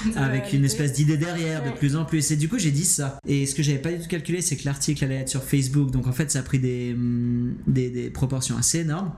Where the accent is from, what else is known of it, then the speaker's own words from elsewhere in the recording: Geneva, Switzerland; je suis de Genève